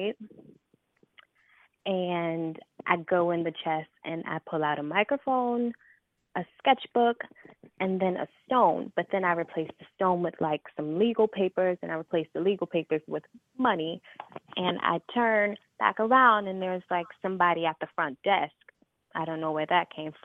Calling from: Chicago, Illinois, United States; I'm calling from Chicago

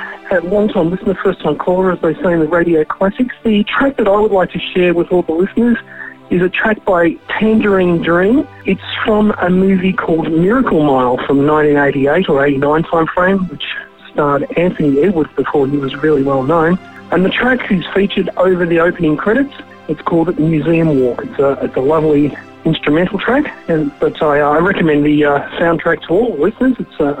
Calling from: Melbourne, Victoria, Australia; I'm from Melbourne, Australia, where at this time of the year, everything is either on fire or trying to kill you.

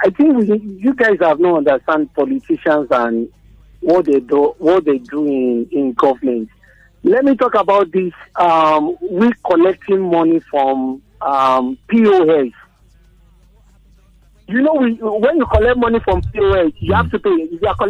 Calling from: Lagos, Nigeria; I'm calling from Lagos, Maryland.

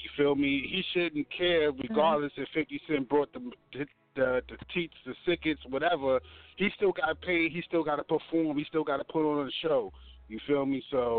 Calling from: Baltimore, Maryland, United States

